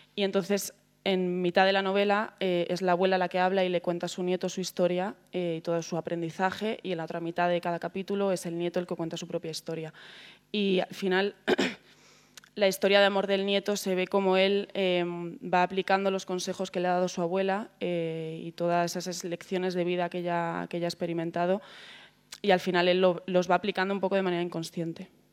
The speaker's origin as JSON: {"language": "Spanish", "town": "Segovia", "region": "Castile and León", "country": "Spain", "moved": "yes", "lives_now": "Madrid, Spain", "said": "vengo de Segovia, vivir en un barrio muy barrio."}